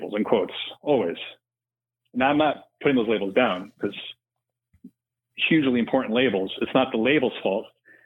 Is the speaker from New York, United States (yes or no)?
yes; New York City, New York, United States; now in Los Angeles, United States; I'm not from LA originally. I grew up in New York City, but I've made some really good friends out here in the years we've lived here.